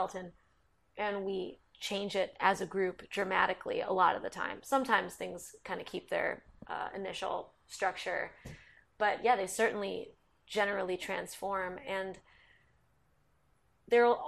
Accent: Basking Ridge, New Jersey, United States; Mark and I grew up partially in North Jersey in a town called Basking Ridge

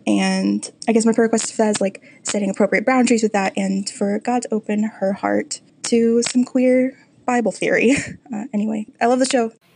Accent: Illinois, United States; I'm from Illinois.

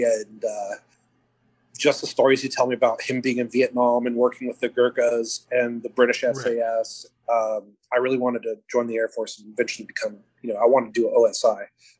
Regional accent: Albuquerque, New Mexico, United States; moved away; So I'm originally from Albuquerque, New Mexico. I'm from Albuquerque, New Mexico.

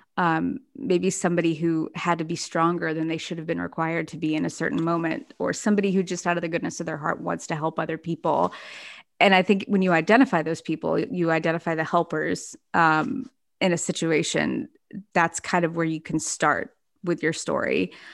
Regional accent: Dallas, Texas, United States; also born or lived in Memphis, Tennessee; I grew up between Texas and Memphis

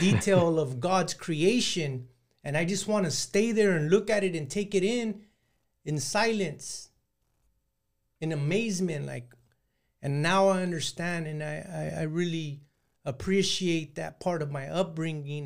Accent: San Joaquin Valley, Northern California, United States; now in Southern California, United States; I grew up in Northern California and in the Central Valley there in San Joaquin Valley

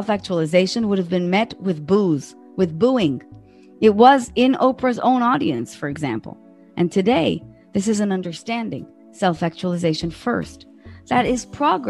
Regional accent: Israel; in my country, I'm from Israel

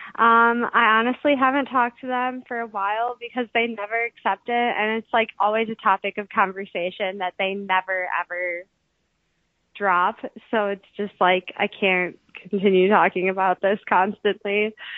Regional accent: Wisconsin, United States; I'm from Wisconsin.

